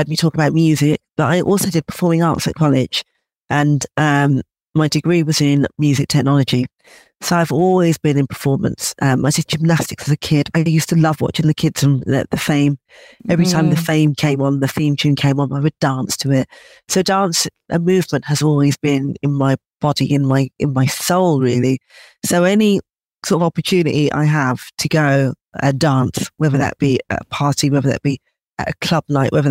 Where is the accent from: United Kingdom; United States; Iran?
United Kingdom; London; growing up in London